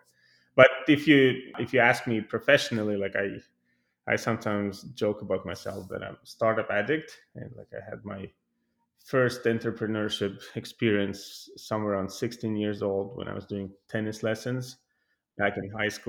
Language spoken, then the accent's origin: English; Tallinn, Harju County, Estonia; moved away as an adult; now in Sunnyvale, United States; Originally, I'm coming from Tallinn, Estonia